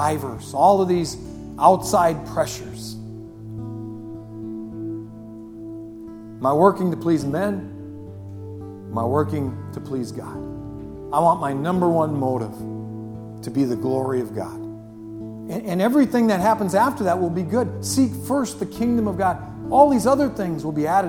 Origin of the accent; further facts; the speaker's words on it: Superior, United States; this is my hometown. They didn't ship me in from Toledo. I grew up here in Superior